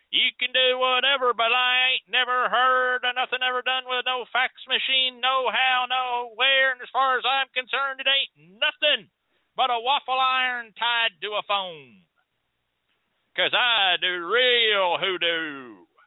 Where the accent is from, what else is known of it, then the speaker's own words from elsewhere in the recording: United States; as an American